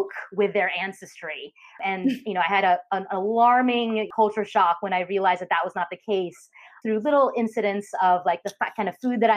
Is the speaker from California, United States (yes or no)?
yes; San Francisco Bay Area, California, United States; I grew up in California in the Bay Area